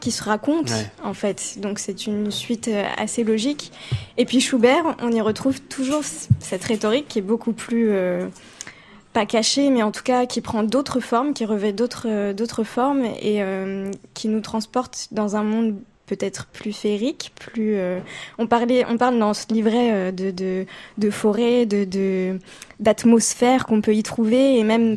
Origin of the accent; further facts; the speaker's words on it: Paris, Île-de-France, France; je suis parisienne